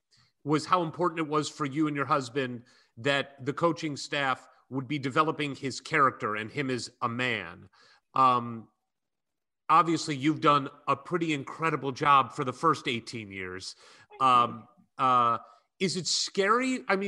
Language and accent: English; St. Louis, Missouri, United States; I grew up in St. Louis, so I'm very familiar with that 70 road trip.